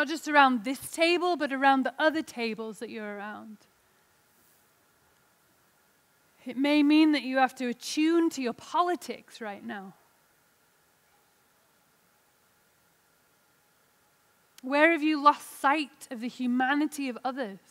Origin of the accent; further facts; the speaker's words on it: England, United Kingdom; now in Salt Lake City, United States; I'm an English lady in Salt Lake City